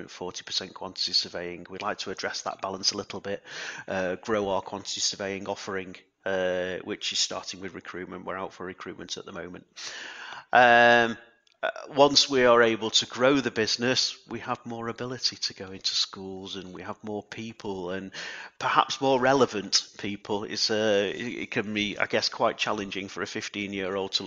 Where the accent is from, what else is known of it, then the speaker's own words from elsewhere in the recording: Alnwick, North East England, United Kingdom; It's my hometown, I guess, Alnwick